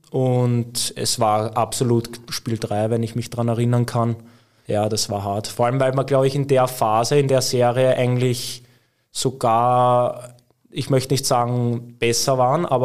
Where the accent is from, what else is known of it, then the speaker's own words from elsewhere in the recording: Vienna, Austria; now in Villach, Austria; Ja, also ich glaube, äh, man hört es vielleicht, ich bin Wiener, deswegen ähm, habe ich jetzt nicht in meinen Nachwuchszeiten so viel aus Villach mitbekommen.